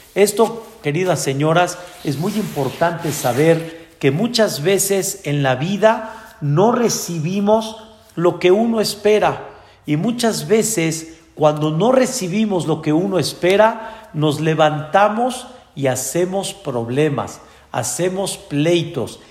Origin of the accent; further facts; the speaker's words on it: Mexico; Nosotros nacimos aquí en México